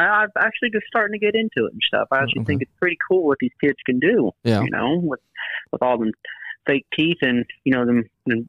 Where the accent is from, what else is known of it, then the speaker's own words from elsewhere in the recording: Greenup, Kentucky, United States; I'm from Greenup, Kentucky, buddy.